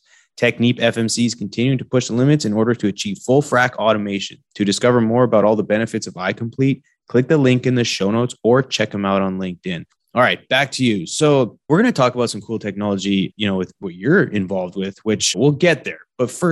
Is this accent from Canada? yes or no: yes; Canada; moved away as an adult; now in Texas, United States; folks like myself growing up in Canada